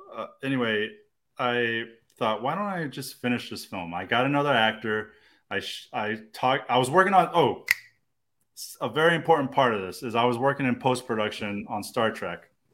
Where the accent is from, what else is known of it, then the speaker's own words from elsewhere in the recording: Austin, Texas, United States; I was born and raised in Austin, man. Uh, um, I went to Crockett High School